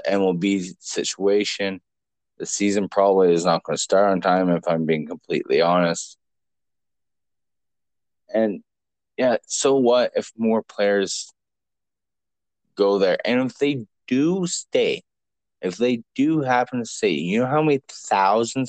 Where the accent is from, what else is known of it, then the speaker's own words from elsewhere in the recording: Canada; we're from Canada